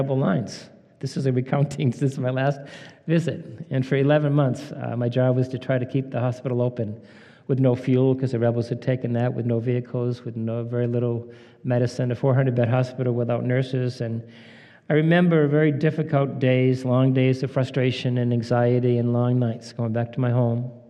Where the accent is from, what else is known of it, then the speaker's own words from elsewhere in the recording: Maine, United States; moved away as an adult; also born or lived in Haiti / New Hampshire; I'm from Maine. I don't really travel outside of Maine